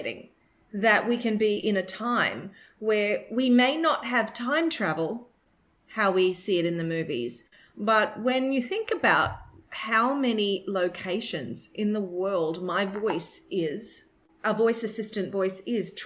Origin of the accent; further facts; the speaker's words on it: Australia; accent: Australian; my Australian accent